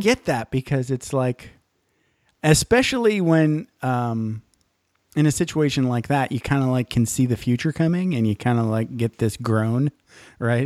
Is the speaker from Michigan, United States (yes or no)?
yes; Michigan's Upper Peninsula, United States; I grew up in Michigan's Upper Peninsula